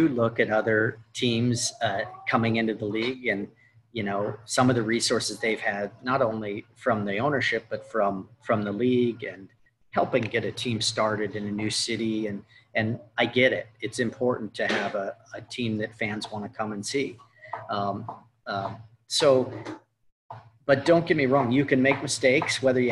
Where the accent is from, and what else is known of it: Seattle, Washington, United States; born or raised there